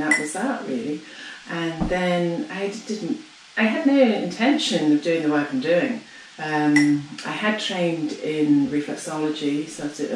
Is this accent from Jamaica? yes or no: no; England, United Kingdom; moved away as an adult; now in Ireland; I was born in England. So my dad would have moved over in the '50s, as a lot of Irish people did. And my mother, who's English, so we were all raised in the UK.